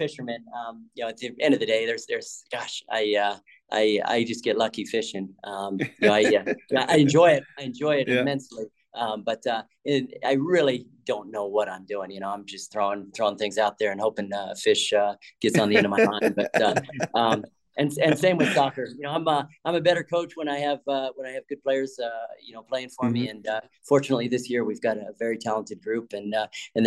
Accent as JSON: {"language": "English", "region": "Colorado", "country": "United States", "tie": "born or raised there", "also_born_or_lived": "Washington", "moved": "as an adult", "lives_now": "Alabama, United States", "said": "growing up in Colorado"}